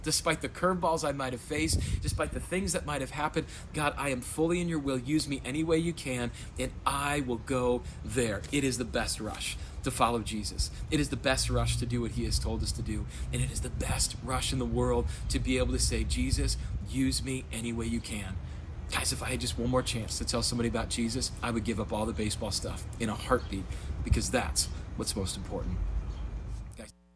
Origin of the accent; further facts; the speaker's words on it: Rapid City, South Dakota, United States; moved away as an adult; also born or lived in Sioux Falls / Chicago, Illinois; I am from Rapid City, South Dakota. That's where I was born and raised.